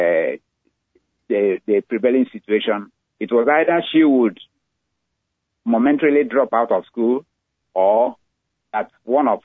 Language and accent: English; Owerri, Imo, Nigeria; moved away as an adult; also born or lived in Ibadan, Nigeria; now in United States; I was born in Nigeria, raised in Nigeria, had most of my education in Nigeria